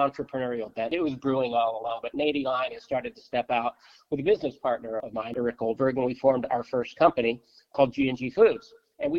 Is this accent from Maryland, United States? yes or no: yes; Baltimore, Maryland, United States; I grew up in Baltimore in a traditional Polish family